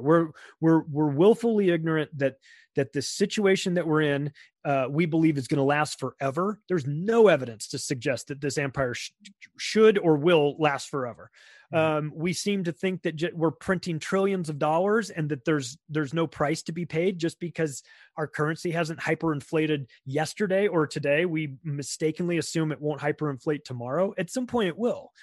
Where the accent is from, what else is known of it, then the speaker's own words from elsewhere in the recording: United States; an American who who lives in America and has my whole life